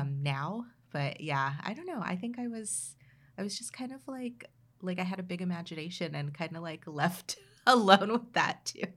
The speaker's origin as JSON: {"language": "English", "town": "Oxnard", "region": "California", "country": "United States", "tie": "born or raised there", "said": "I was, like, a kid growing up in Oxnard"}